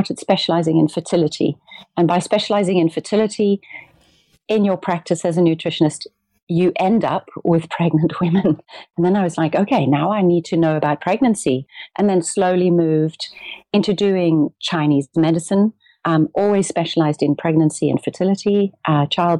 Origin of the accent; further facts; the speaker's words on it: South Africa; also born or lived in Amsterdam / Cape Town; I'm a South African and I live between Amsterdam and Cape Town, 6 months each